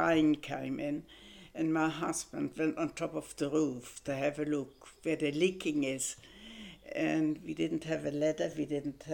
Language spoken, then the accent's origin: English; Germany; English is a second language; moved away as an adult; now in Australia; I was German